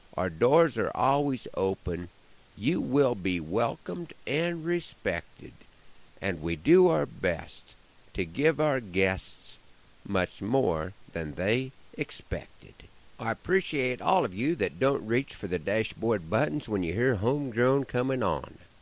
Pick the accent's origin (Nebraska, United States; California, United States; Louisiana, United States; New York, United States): Nebraska, United States; Broken Bow; moved away; There are stretches when I go a long time without doing a show in my hometown